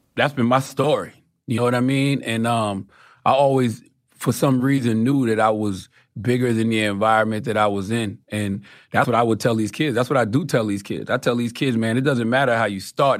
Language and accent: English; Moncks Corner, South Carolina, United States; I'm from Moss Corner, South Carolina.